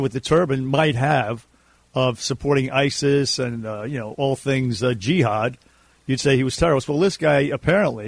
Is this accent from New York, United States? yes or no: yes; New York City, New York, United States; this is our hometown. At least it is for Sydney and myself. We grew up in New York City